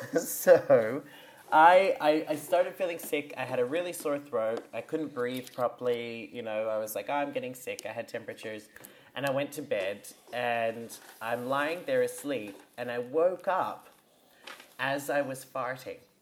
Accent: Australia; proud of being Australian

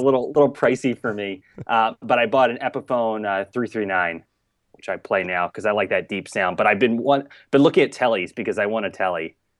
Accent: Mullica Hill, New Jersey, United States; I grew up in, in South Jersey, Mullica Hill area

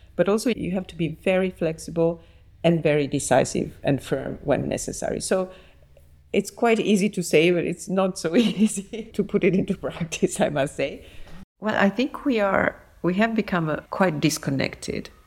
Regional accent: Naples, Campania, Italy; now in Paris, France; I was born in Naples and I grew up there and I studied

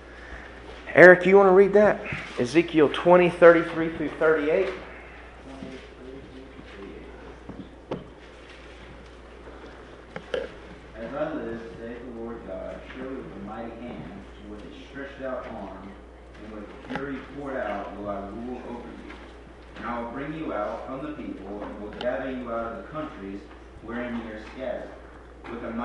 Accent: United States; I can't get a visa as an American

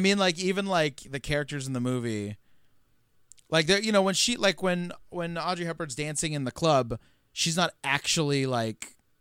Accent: California, United States; we're from uh, California

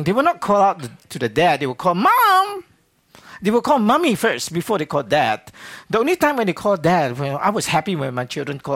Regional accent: Singapore; accent: Singlish; moved away as an adult; now in Mobile, United States; I'm originally from Singapore, so you have some Singlish tonight

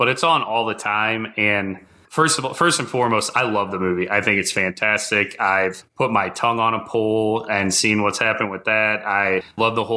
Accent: Midwest, United States; I grew up in the Midwest

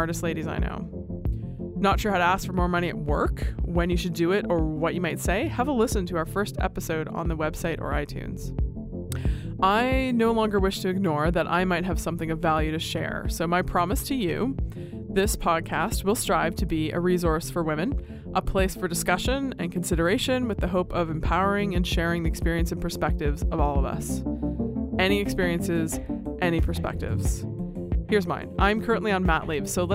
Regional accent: Canada; I'm a Canadian

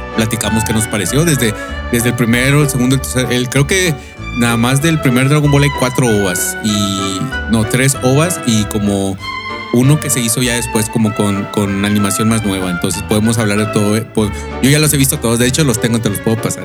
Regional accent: Monterrey, Nuevo León, Mexico; now in United States; yo soy de Monterrey, Nuevo León. Esta, también estoy aquí en Estados Unidos, aquí, aquí resido

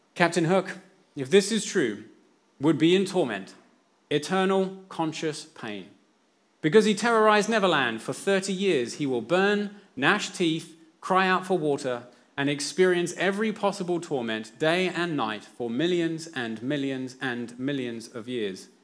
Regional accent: England, United Kingdom; now in New Zealand; when I was growing up in England

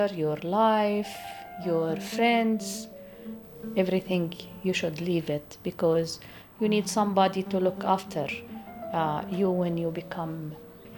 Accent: Beit Sahour, West Bank, Palestine; English is a second language; I'm from Beit Sahur

